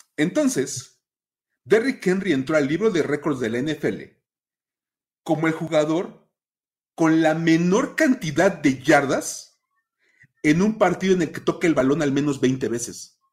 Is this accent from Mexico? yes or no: yes; Mexico; los que somos de México